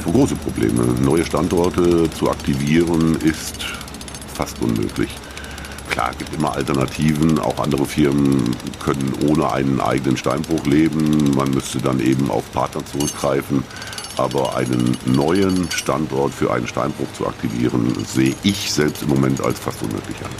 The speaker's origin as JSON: {"language": "German", "area": "Waldeck-Frankenberg district", "region": "Hesse", "country": "Germany", "said": "wir sind alle aus dem Kreis Waldeck Frankenberg"}